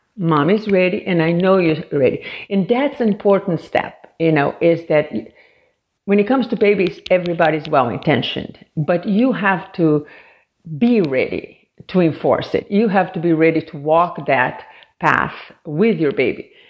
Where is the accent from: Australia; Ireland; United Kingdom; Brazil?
Brazil; also born or lived in Washington, D.C. area; now in United States; I'm originally from Brazil, and I moved here um, 30 some years ago